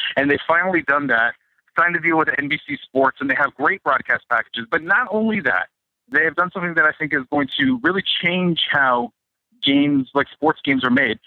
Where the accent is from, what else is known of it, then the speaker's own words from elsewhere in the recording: Canada; I'm Canadian.